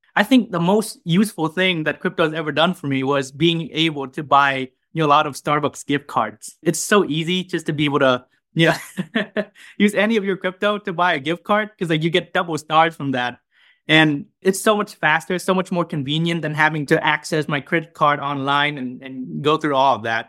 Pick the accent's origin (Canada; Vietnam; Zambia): Vietnam; now in United States; I'm a junior from Vietnam at, uh, Northwestern University